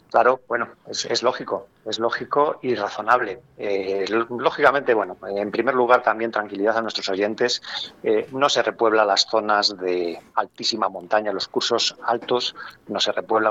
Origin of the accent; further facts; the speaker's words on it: Castile and León, Spain; tenemos que sentirnos como castellano-leoneses orgullosos